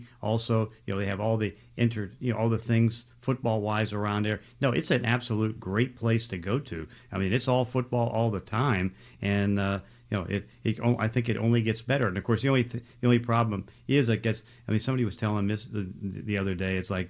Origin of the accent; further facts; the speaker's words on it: Braddock, Pennsylvania, United States; which is about 6-7 miles from where I grew up in Braddock, and then moved to Forest Hills.